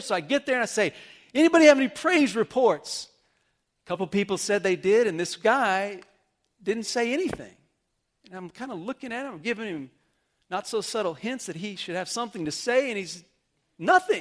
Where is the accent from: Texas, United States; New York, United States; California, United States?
Texas, United States; Amarillo; I remember growing up in Amarillo in my youth group